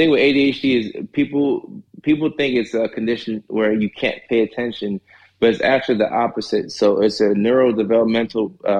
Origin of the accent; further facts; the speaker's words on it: Nashville, Tennessee, United States; also born or lived in Ghana / Norway / Atlanta; So I was born in Ghana and then left when I was one. You know, we moved to Norway, you know, which is another small country in Europe. So we're there for about 5-6 years. And after that, we moved to Nashville, Tennessee.